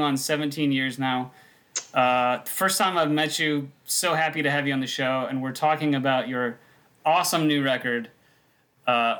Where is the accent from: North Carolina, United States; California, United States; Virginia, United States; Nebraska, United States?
Nebraska, United States; moved away as an adult; also born or lived in Minneapolis; now in Kansas City, United States; I grew up in Nebraska. I moved to Minneapolis for 1 year for my first job